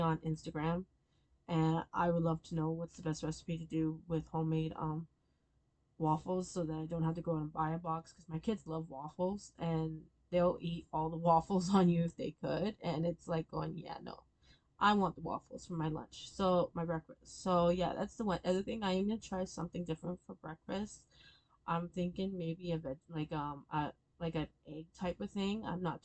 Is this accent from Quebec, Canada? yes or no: no; Stratford, Ontario, Canada; I grew up there. I was born and raised in Stratford, Ontario